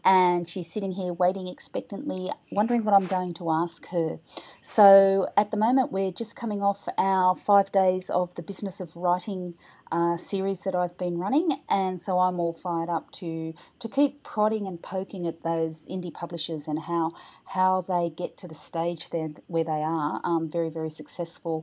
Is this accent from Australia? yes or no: yes; Goulburn, New South Wales, Australia; moved away; my hometown is Goulburn